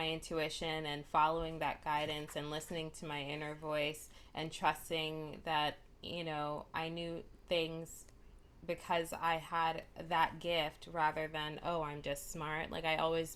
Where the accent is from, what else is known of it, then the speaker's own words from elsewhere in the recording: New York City, New York, United States; moved away as an adult; now in Los Angeles, United States; I am originally from New York. I've been in LA for quite a while now